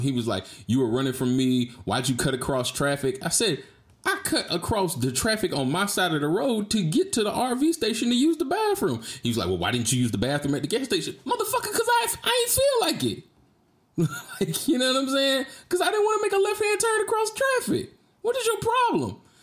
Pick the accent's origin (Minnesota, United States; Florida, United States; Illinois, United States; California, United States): Florida, United States; Jacksonville; moved away as an adult; also born or lived in Georgia; now in Texas, United States; I'm from Duval County